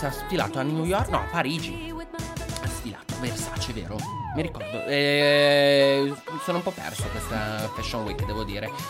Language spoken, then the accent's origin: Italian; Milan, Lombardy, Italy